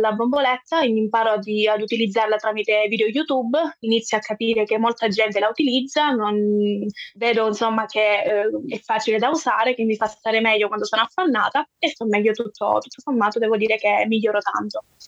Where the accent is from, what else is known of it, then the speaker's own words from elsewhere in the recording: Calabria, Italy; sono della Calabria